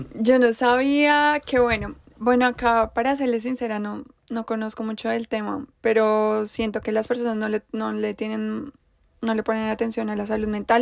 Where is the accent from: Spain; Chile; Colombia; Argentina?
Colombia; Bogotá; yo vengo de Bogotá